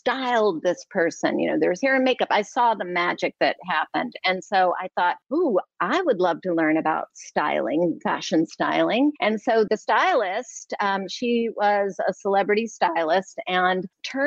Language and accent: English; Atlanta, Georgia, United States; moved away as an adult; also born or lived in New York; I'm an Atlanta girl. I'm actually from Atlanta